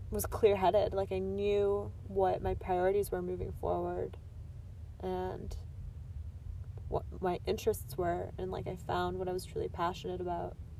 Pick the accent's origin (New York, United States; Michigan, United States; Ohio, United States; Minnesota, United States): Michigan, United States; I'm from Michigan